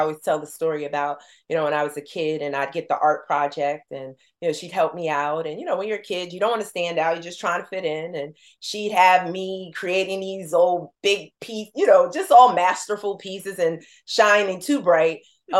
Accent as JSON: {"language": "English", "region": "New Jersey", "country": "United States", "said": "You know, we're from Jersey."}